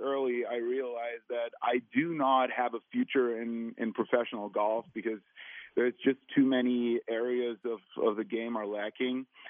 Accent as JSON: {"language": "English", "country": "Germany", "said": "I'm from Germany"}